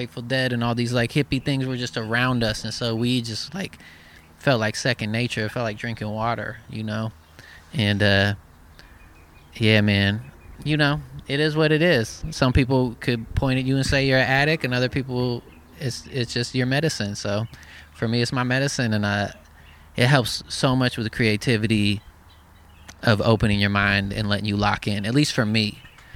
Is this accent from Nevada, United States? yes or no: no; Eugene, Oregon, United States; I'm from Eugene, Oregon